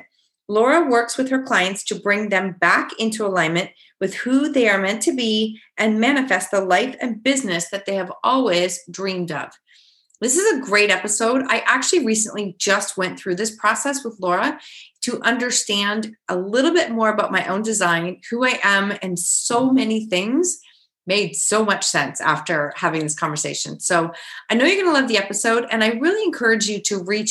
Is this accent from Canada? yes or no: yes; Kitchener, Ontario, Canada; we're from the same city